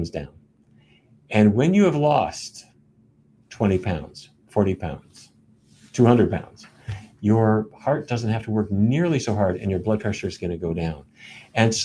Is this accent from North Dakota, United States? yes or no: yes; Fargo, North Dakota, United States; When I was a kid, growing up in Fargo